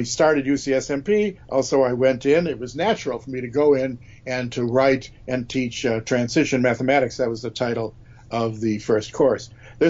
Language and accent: English; Chicago, Illinois, United States; I'm a Chicagoan by birth.